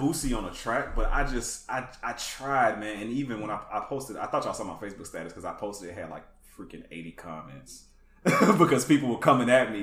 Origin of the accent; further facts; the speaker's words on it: Atlanta, Georgia, United States; I grew up in uh, the Atlanta